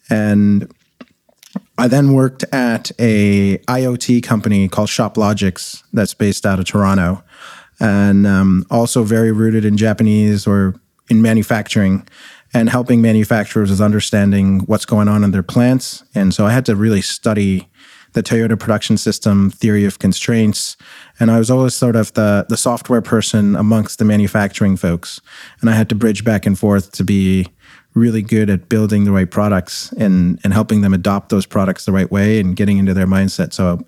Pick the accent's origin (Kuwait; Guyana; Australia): Kuwait; moved away as an adult; also born or lived in India; now in Canada; I was born in India. I grew up in the Middle East. My family were actually refugees in Desert Storm, and then when we lived in Kuwait. And then I came to Canada as an international student